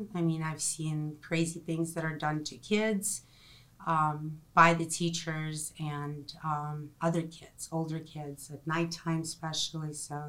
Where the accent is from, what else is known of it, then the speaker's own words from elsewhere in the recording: Ukraine; English is a second language; also born or lived in Russia; now in United States; I was born in 1975 in Soviet Union, and now it is Ukraine.